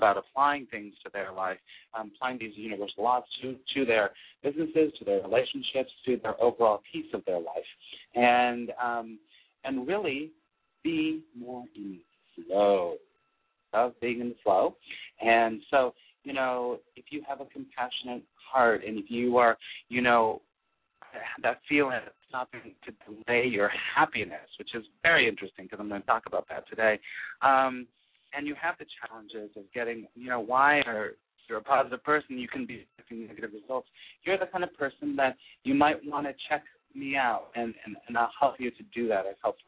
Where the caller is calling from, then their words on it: California, United States; I am calling from California